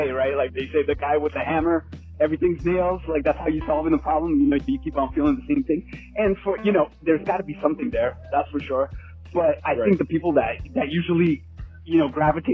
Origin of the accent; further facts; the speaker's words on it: New York City, New York, United States; growing up in New York City